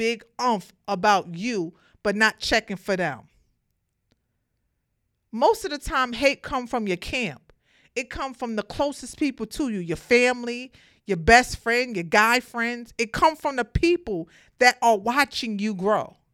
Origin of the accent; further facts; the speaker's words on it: New York City, New York, United States; I'm from Brooklyn. I grew up in the projects